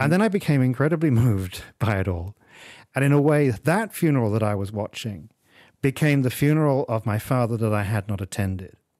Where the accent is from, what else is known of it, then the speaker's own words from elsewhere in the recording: England, United Kingdom; now in Malaysia; you and I grew up in England